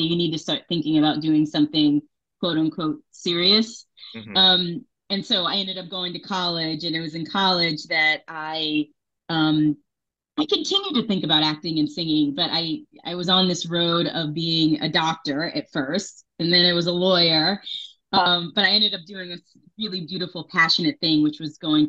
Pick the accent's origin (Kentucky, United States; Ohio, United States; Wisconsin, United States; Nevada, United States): Nevada, United States; Las Vegas; moved away as an adult; also born or lived in New York; I was born in New York, but I grew up in Las Vegas